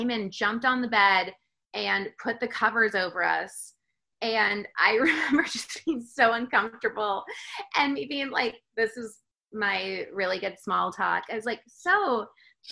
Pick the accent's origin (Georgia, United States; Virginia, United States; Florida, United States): Florida, United States; moved away; I am from Florida